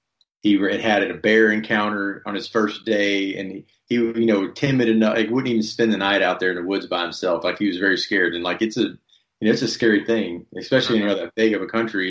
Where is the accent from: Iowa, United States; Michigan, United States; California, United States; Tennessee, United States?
Tennessee, United States; East; moved away as an adult; also born or lived in Colorado; I grew up in East Tennessee